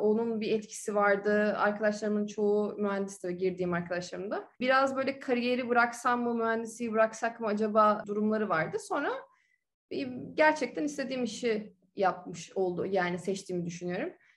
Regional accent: Ankara, Turkey; moved away as an adult; also born or lived in United States; now in Dubai, United Arab Emirates; Ankara'da doğdum büyüdüm.

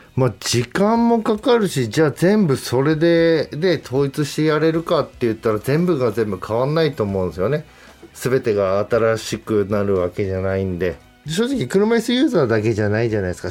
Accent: Hokkaido, Japan; accent: Hokkaido dialect; 北海道出身

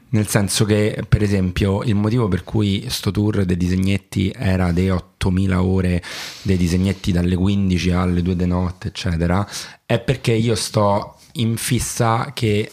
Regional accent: France; accent: southern French; first language French; Italian is a second language; now in Rome, Italy; io sono francese anche se non sembra di madrelingua e nazionalità

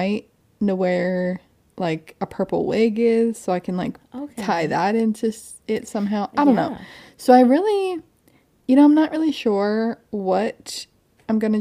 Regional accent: United States; accent: American; in my American accent

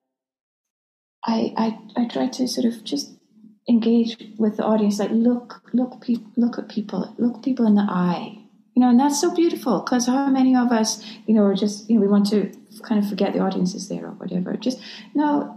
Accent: Scotland, United Kingdom; moved away; also born or lived in London; I grew up in Scotland

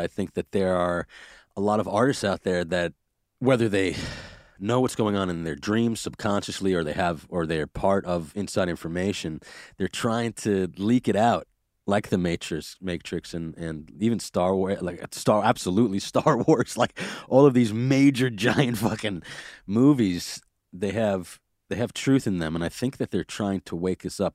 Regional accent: New York City, New York, United States; I grew up in Brooklyn and I know that we and I had a lot of planes passing overhead

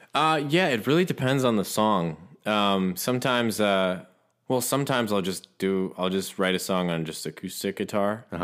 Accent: Ohio, United States; also born or lived in Los Angeles; now in Nashville, United States; I'm originally from Ohio

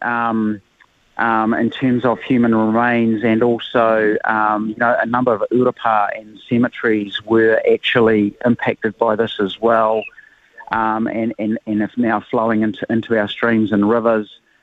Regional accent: Hawke's Bay, New Zealand; I'm from Hawke's Bay like yourself

